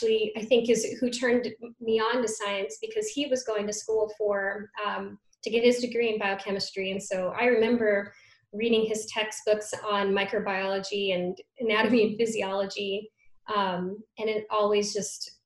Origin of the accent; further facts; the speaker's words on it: Reno, Nevada, United States; moved away; I grew up in Reno, Nevada